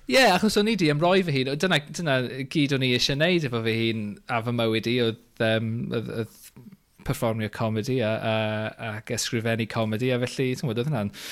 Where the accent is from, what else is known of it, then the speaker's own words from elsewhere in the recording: Flintshire, Wales, United Kingdom; now in London, United Kingdom; Dwi'n dod yn reiddiol o Sir y Flint